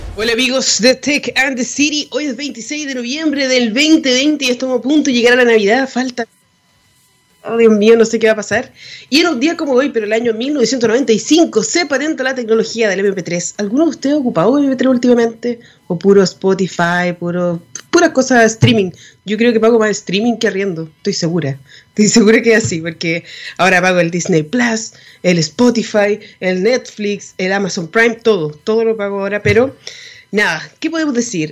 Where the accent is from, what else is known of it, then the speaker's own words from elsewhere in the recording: Chile; nosotros como chilenos